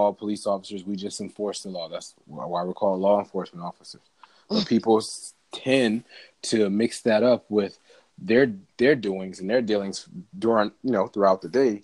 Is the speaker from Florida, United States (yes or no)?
yes; Miami, Florida, United States; I was born and raised in Miami, Dade County all day